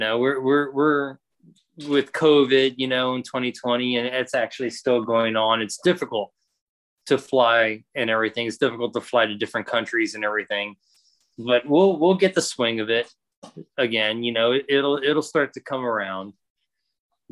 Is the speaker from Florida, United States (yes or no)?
yes; Florida, United States; moved away; I'm from Florida. There's no trains in Florida